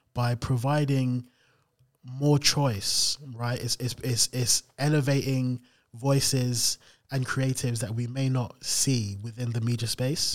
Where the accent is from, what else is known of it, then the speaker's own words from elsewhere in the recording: London, United Kingdom; I grew up in South London in Camberwell.